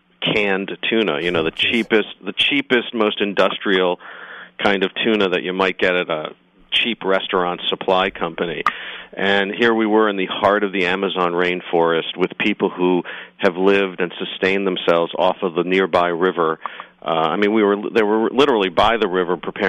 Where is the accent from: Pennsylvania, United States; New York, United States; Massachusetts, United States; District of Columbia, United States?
New York, United States; I'm a New Yorker